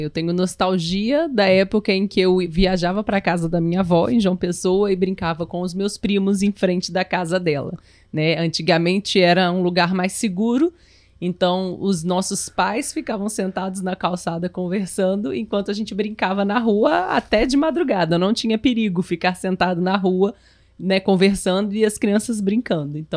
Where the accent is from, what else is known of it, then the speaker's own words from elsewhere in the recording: Venezuela; Portuguese is a second language; now in Argentina; nostalgia pelo meu país é muito grande, já que eu moro na Argentina, porém meu país é Venezuela, eu sou venezuelano.